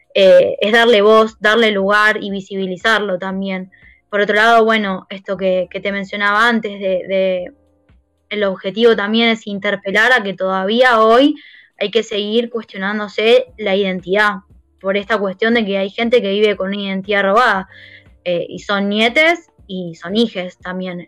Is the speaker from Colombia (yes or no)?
no; Banfield, Buenos Aires Province, Argentina; yo fui a una escuela que es muy importante y muy conocida en zona sur, que es el ENAM de Banfield